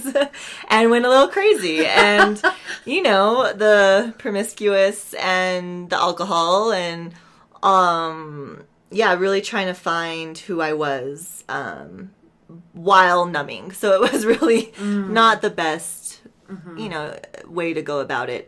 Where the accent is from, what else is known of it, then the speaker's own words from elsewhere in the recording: Santa Fe, New Mexico, United States; I'm from Santa Fe, New Mexico. I was raised here.